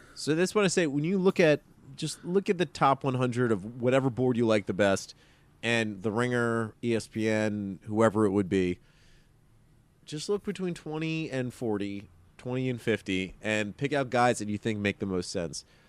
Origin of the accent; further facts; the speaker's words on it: Maryland, United States; I'm from Maryland